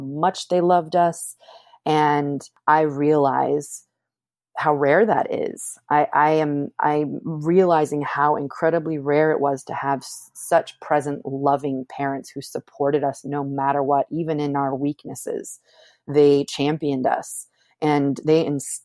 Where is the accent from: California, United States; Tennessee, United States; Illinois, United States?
California, United States; Pleasanton; I grew up in Pleasanton, California. My family moved there when I was 7